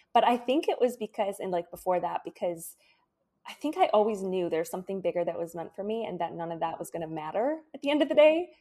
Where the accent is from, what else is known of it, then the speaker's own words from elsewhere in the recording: Michigan, United States; moved away as an adult; also born or lived in Florida; I moved from Michigan, where I grew up, to Florida